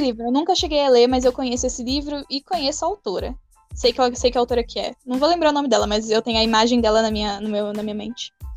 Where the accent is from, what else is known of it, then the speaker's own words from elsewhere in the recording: São Paulo, Brazil; Eu sou paulistana, nascida e criada na capital